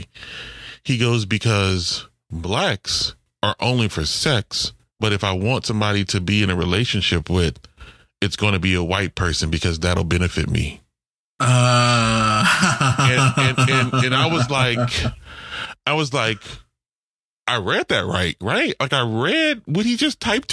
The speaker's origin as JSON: {"language": "English", "town": "New Orleans", "region": "Louisiana", "country": "United States", "tie": "born or raised there", "said": "I'm from the New Orleans public school system"}